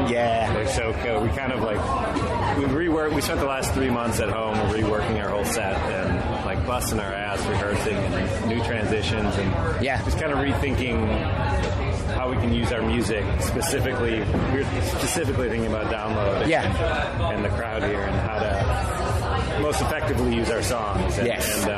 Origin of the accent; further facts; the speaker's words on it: United States; I'm from America.